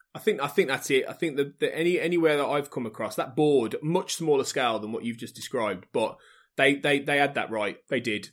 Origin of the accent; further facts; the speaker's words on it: the Midlands, England, United Kingdom; I'm from the Midlands